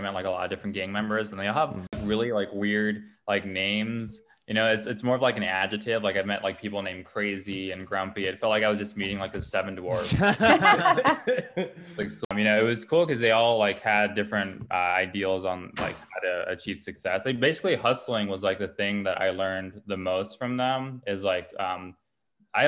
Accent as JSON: {"language": "English", "town": "Los Angeles", "region": "California", "country": "United States", "tie": "born or raised there", "said": "I grew up in Glassell Park, which is like Northeast Los Angeles area"}